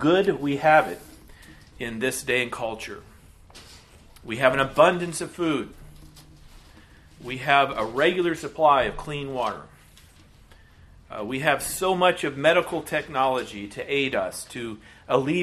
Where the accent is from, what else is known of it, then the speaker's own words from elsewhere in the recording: United States; As American Christians in the 21st century